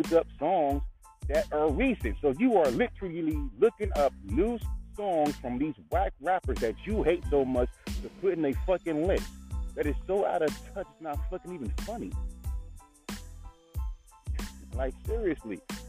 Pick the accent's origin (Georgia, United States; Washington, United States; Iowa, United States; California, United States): California, United States; I grew up in California.